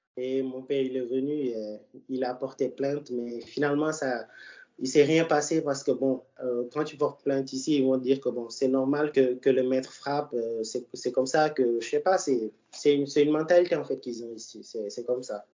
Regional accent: Dakar, Senegal; je suis né à Dakar

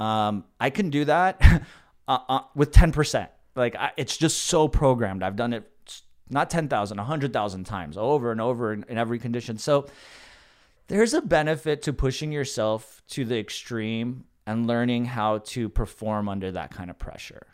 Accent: the Valley, Southern California, United States; I grew up in the Valley

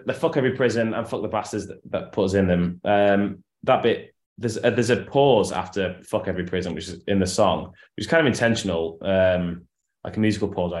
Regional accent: Yorkshire and the Humber, United Kingdom; also born or lived in Liverpool; came from Yorkshire, where I'm from in England

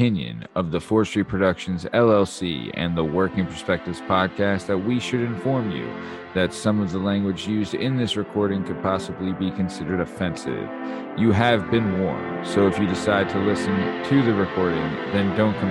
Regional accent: Philadelphia, Pennsylvania, United States; we're from Philadelphia

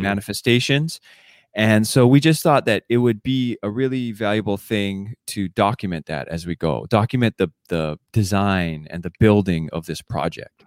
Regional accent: Oahu, Hawaii, United States; moved away as an adult; now in Seattle, United States; we grew up together on Oahu. And, uh, later on, we moved together the same time up to Seattle

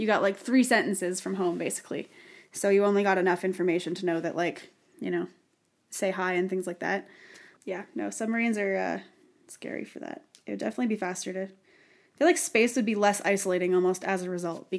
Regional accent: Canada; since none of us know anything, including us, and we're Canadian.

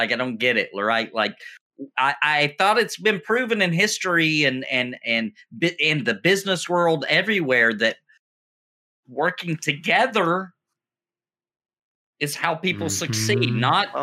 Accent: United States; I'm an American.

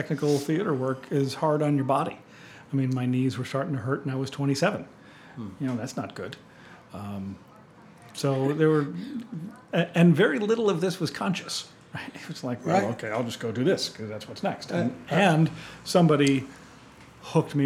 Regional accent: East Coast, United States; moved away as an adult; also born or lived in Milwaukee; I was from the East Coast

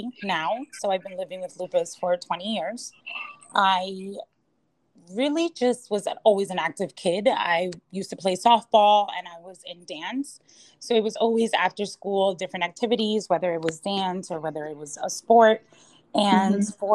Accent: Edgewater, New Jersey, United States; moved away as an adult; also born or lived in Manhattan, New York; now in Miami, United States; I was raised in Edgewater, New Jersey

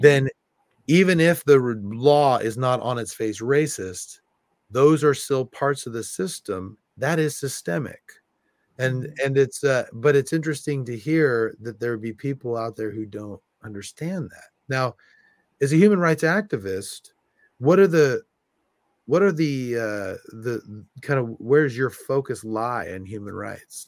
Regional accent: California, United States; moved away; also born or lived in South Bend, Indiana; I'm from California

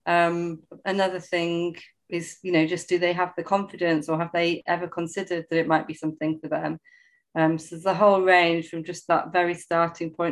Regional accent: Sheffield, Yorkshire and the Humber, United Kingdom; now in London, United Kingdom; I was actually born in London, in Waltham Forest. But I didn't grow up in London. I grew up in Sheffield.

